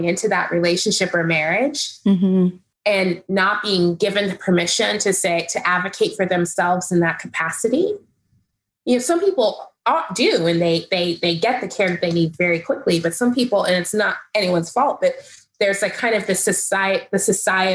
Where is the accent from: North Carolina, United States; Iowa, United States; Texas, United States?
Texas, United States; I grew up in Texas, which is, you know, a conservative state.